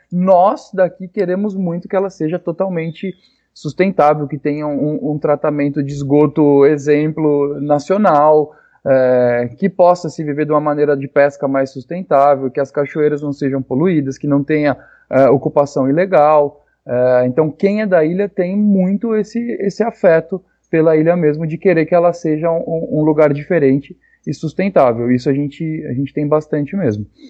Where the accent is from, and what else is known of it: Ilhabela, São Paulo, Brazil